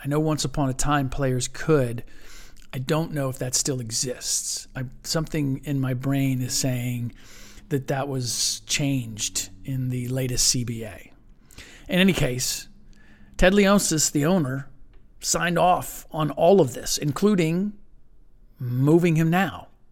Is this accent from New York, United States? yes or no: no; Cincinnati, Ohio, United States; moved away; I grew up in Cincinnati, a river town